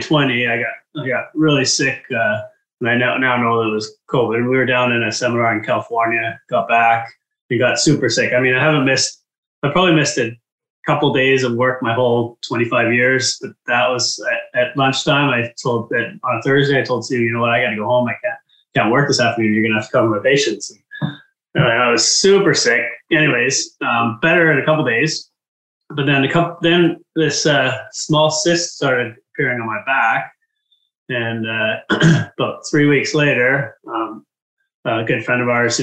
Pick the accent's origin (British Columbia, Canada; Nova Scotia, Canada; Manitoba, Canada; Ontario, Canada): British Columbia, Canada; Abbotsford; now in Kelowna, Canada; my hometown from Abbotsford